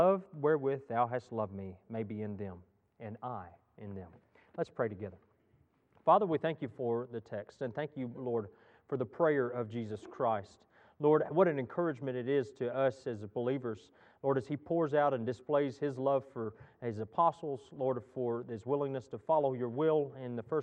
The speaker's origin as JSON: {"language": "English", "region": "Texas", "country": "United States", "tie": "born or raised there", "moved": "yes", "said": "I grew up in Texas"}